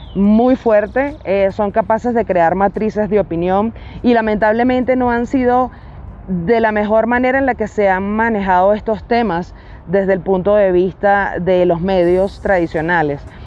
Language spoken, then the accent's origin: Spanish; Venezuela; tengo ambas nacionalidades porque mis padres son colombianos, yo nací en Venezuela